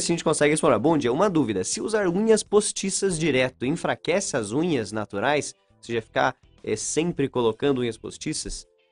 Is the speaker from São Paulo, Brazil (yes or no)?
no; São Mateus do Sul, Paraná, Brazil; eu sou de São Mateus do Sul, o pessoal me chamava de polaco arçado